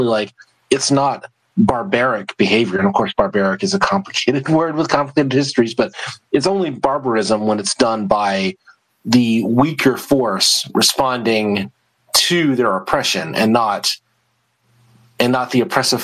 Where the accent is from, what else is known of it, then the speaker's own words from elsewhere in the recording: the American South, United States; I grew up in the American South